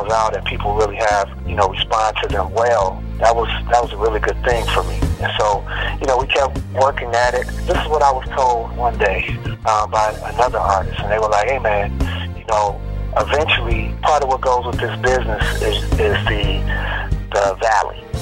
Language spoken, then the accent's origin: English; Chicago, Illinois, United States; now in Houston, United States; Chicago originally, the west side of Chicago, and I grew up in the, you know, choirs in my church.